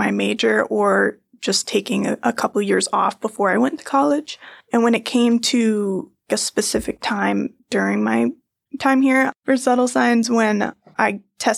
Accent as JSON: {"language": "English", "region": "Maine", "country": "United States", "moved": "as an adult", "said": "I'm from Maine"}